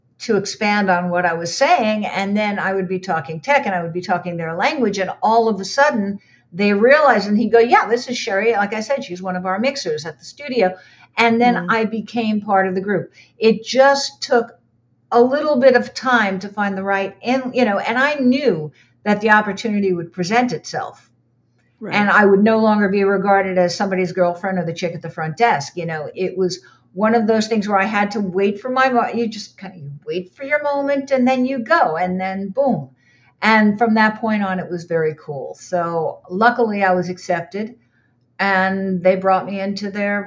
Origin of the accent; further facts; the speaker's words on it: United States; moved away as an adult; also born or lived in Boston; now in Los Angeles, United States; I'm from the New York, New Jersey area